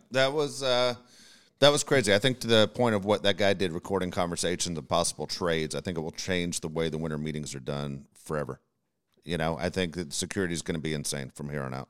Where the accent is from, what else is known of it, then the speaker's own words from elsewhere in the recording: Nashville, Tennessee, United States; also born or lived in Los Angeles; When I was a kid, I moved from Los Angeles to Nashville, Tennessee